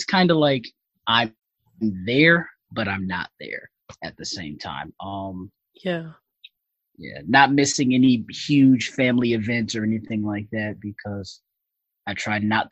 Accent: Bridgeport, Connecticut, United States; Born and raised in Bridgeport, single parent home

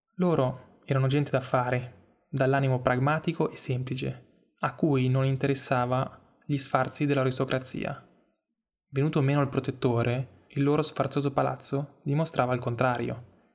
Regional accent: Stresa, Piedmont, Italy; sono nato e cresciuto a Stresa

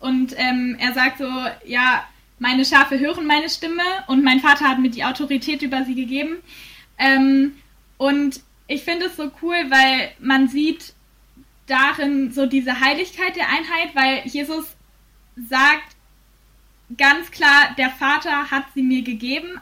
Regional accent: Bielefeld, North Rhine-Westphalia, Germany; moved away as an adult; now in Fulda, Germany; in Bielefeld bin, in meiner Heimat

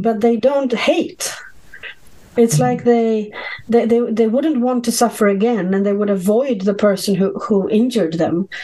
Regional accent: Sweden; I grew up in Sweden

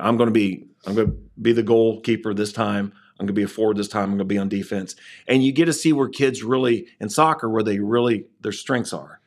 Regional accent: Waverly, Ohio, United States; I grew up in Waverly

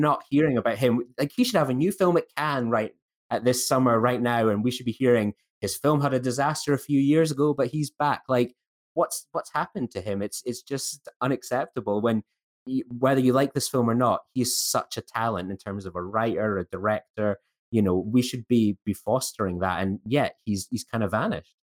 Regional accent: Scotland, United Kingdom; as a Scottish person

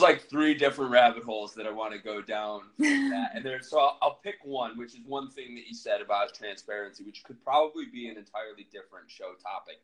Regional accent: Buffalo, New York, United States; I'm from Buffalo, New York

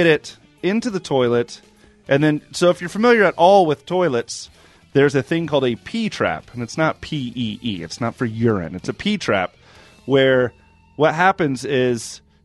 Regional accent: DeLand, Florida, United States; moved away; I'm from DeLand in Florida

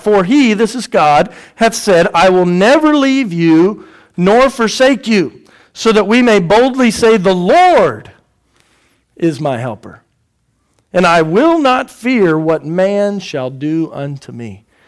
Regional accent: Houston, Texas, United States; also born or lived in Indiana; we're from Houston, or I'm from Houston

